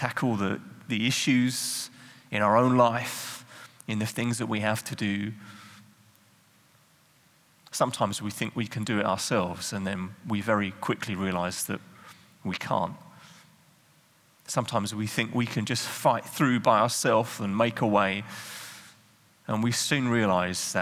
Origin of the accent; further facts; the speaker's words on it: England, United Kingdom; moved away as an adult; now in Netherlands; I'm not Dutch. I'm English.